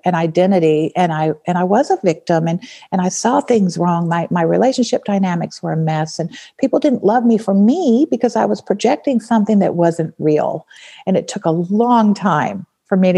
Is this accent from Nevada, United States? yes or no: yes; Nevada, United States; I grew up in Nevada